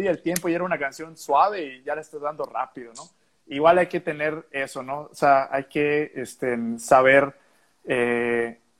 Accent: Yucatán, Mexico; pues yo como yucateco admiro muchísimo a, tanta gente este

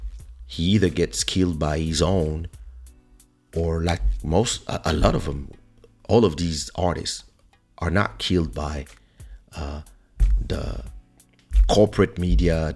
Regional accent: France; moved away; also born or lived in Africa; I was born in Africa, but I grew up in France

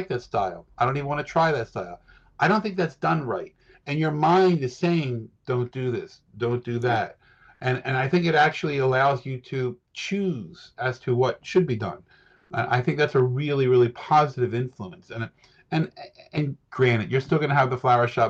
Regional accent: United States; as an American

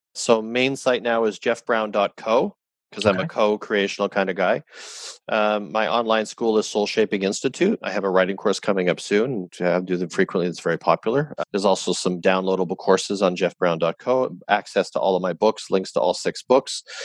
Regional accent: Canada; as a Canadian

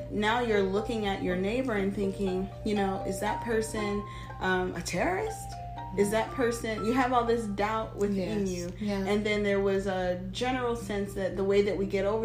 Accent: Germany; born there; I was born in Germany, I should say. My father's from Nigeria, my mother's from Panama. I've traveled all over the world.

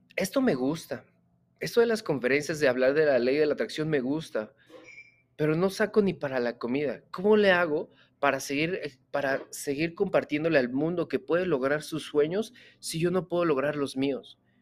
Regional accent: Mexico; Yo soy empresario mexicano

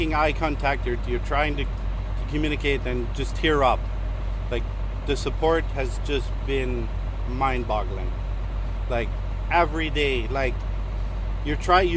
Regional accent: Steinbach, Manitoba, Canada; I'm from Steinbach, Manitoba

